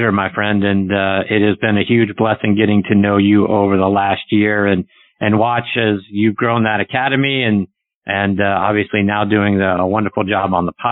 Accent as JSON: {"language": "English", "town": "Pittsburgh", "region": "Pennsylvania", "country": "United States", "tie": "born or raised there", "said": "my hometown of Pittsburgh, Pennsylvania"}